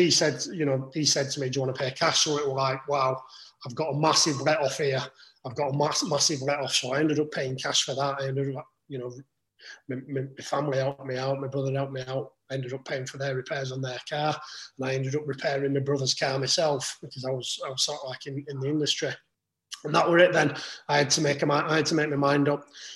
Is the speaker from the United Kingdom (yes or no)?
yes; Huddersfield, Yorkshire and the Humber, United Kingdom; So I'm from Huddersfield, living in Huddersfield, working in Huddersfield.